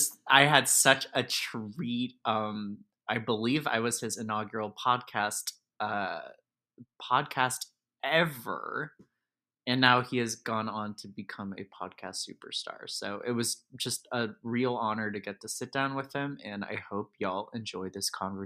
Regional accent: Potomac, Maryland, United States; I am from Potomac. Yeah.

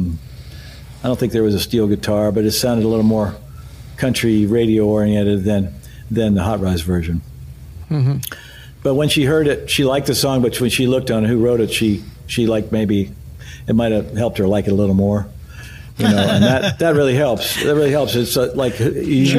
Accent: West Virginia, United States; moved away as an adult; now in Nashville, United States; I was from West Virginia

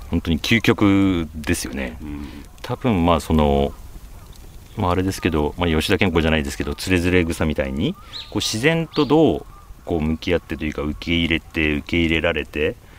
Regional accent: Nagoya, Aichi, Japan; also born or lived in Gifu Prefecture (paternal grandparents' farm); 愛知県生まれで、まあ、名古屋市の郊外で育ってたんですけど

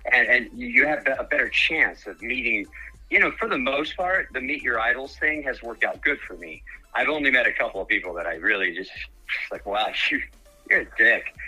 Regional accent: Dallas, Texas, United States; moved away as an adult; now in Colorado, United States; I'm born and raised in Dallas area

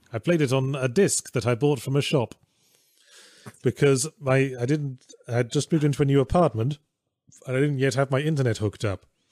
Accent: England, United Kingdom; I grew up in England

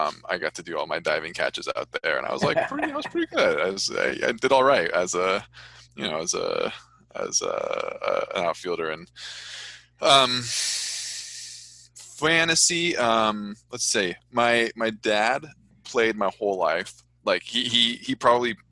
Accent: Orange County, California, United States; I grew up in Orange County, like a stone's throw from Anaheim Stadium

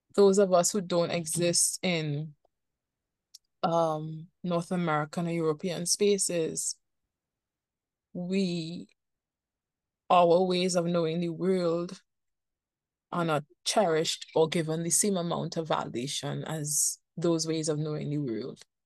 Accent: Trinidad & Tobago; I am from Trinidad and Tobago and I live in Trinidad and Tobago

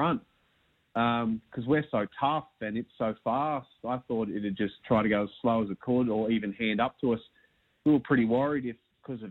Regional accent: Queensland, Australia; me being a Queenslander

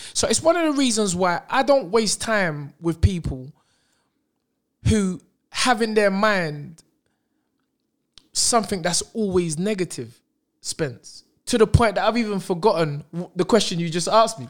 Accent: London, United Kingdom; also born or lived in Brixton

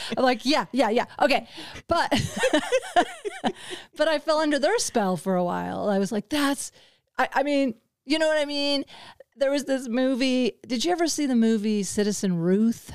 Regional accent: the Ozarks, United States; I come from the Ozarks and very conservative background

